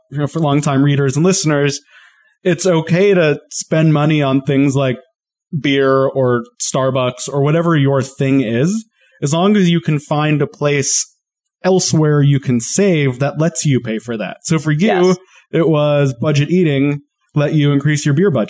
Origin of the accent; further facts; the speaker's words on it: Colorado, United States; moved away; also born or lived in Portland / Atlanta; I grew up in Colorado